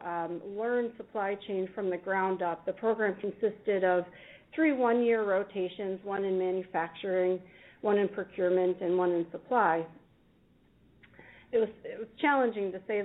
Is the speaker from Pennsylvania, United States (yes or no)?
yes; Pittsburgh, Pennsylvania, United States; now in Ann Arbor, United States; I grew up in Pittsburgh, Pennsylvania